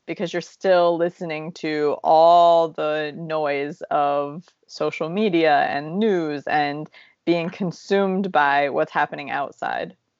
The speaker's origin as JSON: {"language": "English", "region": "Ohio", "country": "United States", "moved": "yes", "said": "we're from Ohio"}